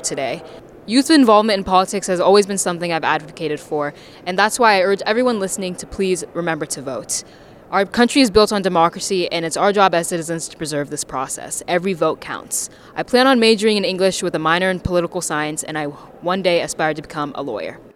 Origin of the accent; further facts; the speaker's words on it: Charleston, West Virginia, United States; I'm from Charleston